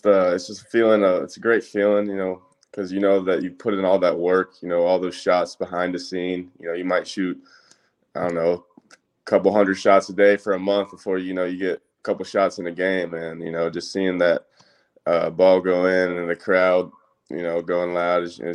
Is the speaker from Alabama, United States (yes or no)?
yes; Birmingham, Alabama, United States; I'm from Birmingham, Alabama. I went to Mountain Brook High School